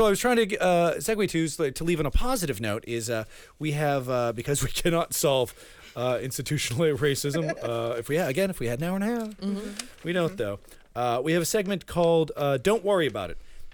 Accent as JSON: {"language": "English", "town": "Framingham", "region": "Massachusetts", "country": "United States", "tie": "born or raised there", "first_language": "Spanish", "second_language": "English", "said": "I'm from a town called Framingham"}